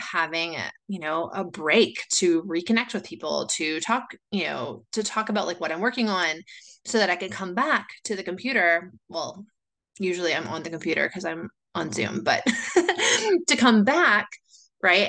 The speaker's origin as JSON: {"language": "English", "country": "United States", "moved": "as an adult", "lives_now": "Chile", "said": "I am originally from the States, but I moved here 17 years ago"}